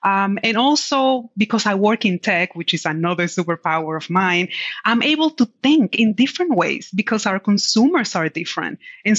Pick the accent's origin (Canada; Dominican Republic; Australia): Dominican Republic; English is a second language; now in United States; I was born and raised in the Dominican Republic. And when I came to the US, I did not speak a word of English. And when I started to learn English, I had a very heavy accent. And so being a shy Latina